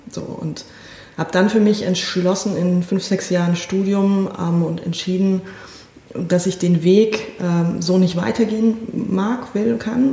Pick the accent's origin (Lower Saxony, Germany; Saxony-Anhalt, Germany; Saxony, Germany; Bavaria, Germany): Bavaria, Germany; Northern; ich bin in der Diaspora aufgewachsen, das heißt also an, an, an einem Ort, an dem ähm, wenige Menschen katholisch sind, aber verhältnismäßig viele evangelisch waren, lutherisch, ähm, Nordbayern